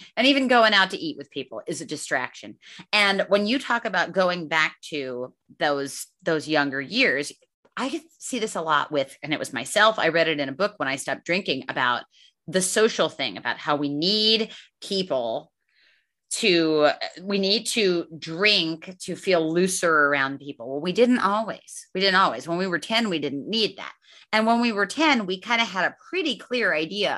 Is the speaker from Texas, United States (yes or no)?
no; Northeast Pennsylvania, United States; moved away; I grew up in Northeast Pennsylvania